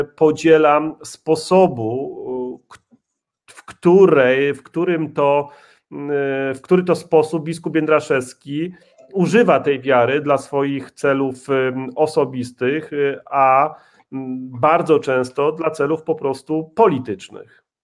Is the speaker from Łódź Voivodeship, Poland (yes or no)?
yes; Łódź Voivodeship, Poland; mój proboszcz w mojej rodzinnej wiosce, nieopodal Łowicza